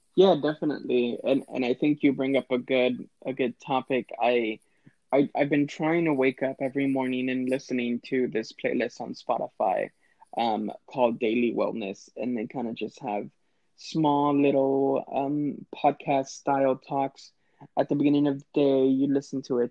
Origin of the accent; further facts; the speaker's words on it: Laredo, Texas, United States; also born or lived in San Marcos, Texas; I was raised in Laredo, Texas